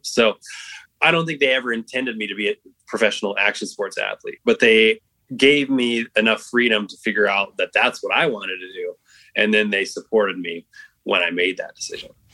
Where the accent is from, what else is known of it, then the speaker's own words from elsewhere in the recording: Reno, Nevada, United States; We grew up in Reno, Nevada